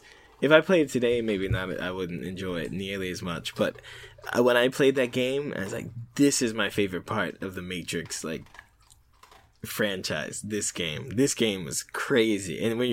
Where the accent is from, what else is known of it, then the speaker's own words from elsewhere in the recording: United States; I'm still American.